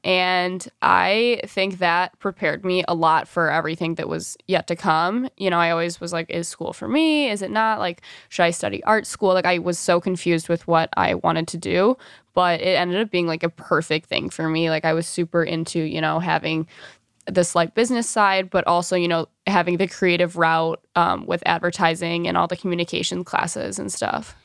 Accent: Birmingham, Michigan, United States; moved away as an adult; also born or lived in Mount Pleasant, Michigan / New York City; I grew up in Birmingham, Michigan

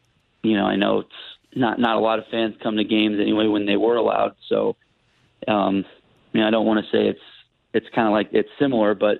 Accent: Columbia, Missouri, United States; I was from Columbia

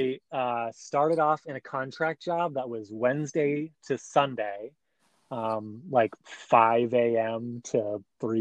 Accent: Vermont, United States; now in San Francisco, United States; I am from Vermont, the tiny state right next to New York

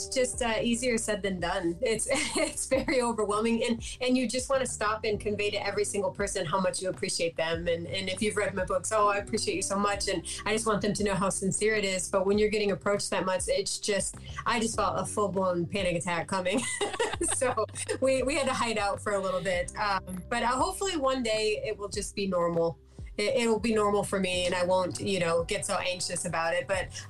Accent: Escanaba, Michigan, United States; yes, nobody even knows that yet, but it'll be at Thursday the 22nd at Lee's Winery in Escanaba.

